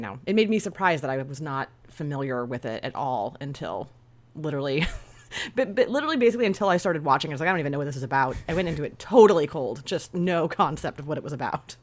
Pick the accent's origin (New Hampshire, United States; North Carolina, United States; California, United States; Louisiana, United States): California, United States; Northern; I'm from Northern California